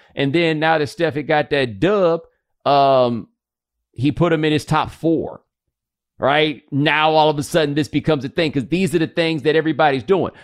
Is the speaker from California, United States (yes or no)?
no; Texas, United States; as a Texan, I've been to quite a few Juneteenth celebrations